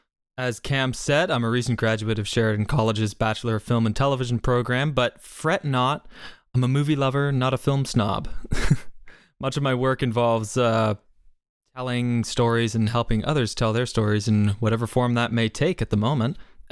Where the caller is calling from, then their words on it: Sarnia, Ontario, Canada; I'm calling in from a little hamlet known as Sarnia, Ontario, right by the border of between Canada or Ontario and Michigan specifically, right by the beautiful sunny Lake Huron coast.